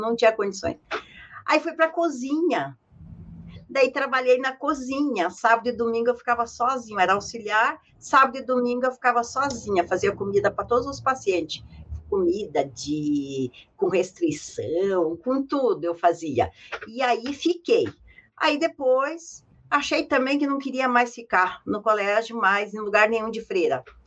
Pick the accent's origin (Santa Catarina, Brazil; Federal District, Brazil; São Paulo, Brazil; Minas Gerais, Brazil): Santa Catarina, Brazil; São Joaquim; moved away; also born or lived in Curitiba; Eu nasci em São Joaquim, longe, no sítio, não conhecia cidade nenhuma